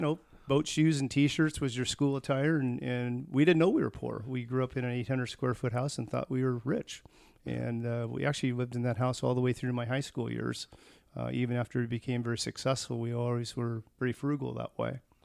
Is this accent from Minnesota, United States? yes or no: no; Tacoma, Washington, United States; moved away as an adult; also born or lived in Dublin, California; was born in Tacoma, Washington in nineteen sixty